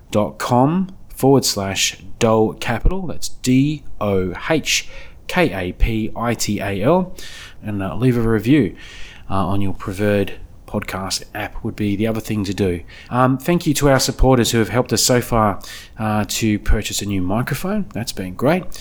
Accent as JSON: {"language": "English", "town": "Canberra", "region": "Australian Capital Territory", "country": "Australia", "said": "Ideas are international, but we're from Canberra."}